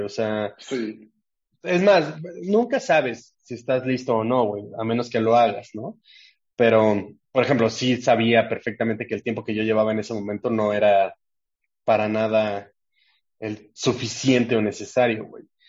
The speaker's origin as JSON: {"language": "Spanish", "region": "Mexico City", "country": "Mexico", "tie": "born or raised there", "also_born_or_lived": "Puebla", "said": "me mudé a la CDMX cuando estaba muy chico"}